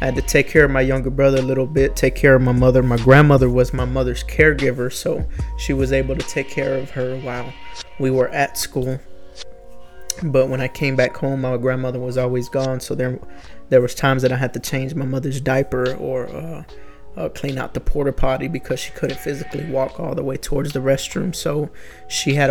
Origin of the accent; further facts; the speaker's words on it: Houston, Texas, United States; I'm from Houston, Texas, and I'm 21 years old.